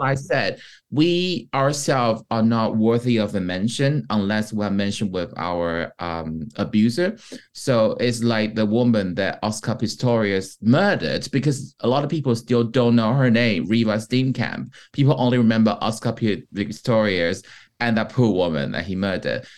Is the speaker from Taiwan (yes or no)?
yes; Taiwan; first language Mandarin; English is a second language; moved away as an adult; now in United Kingdom; being Taiwanese coming from Taiwan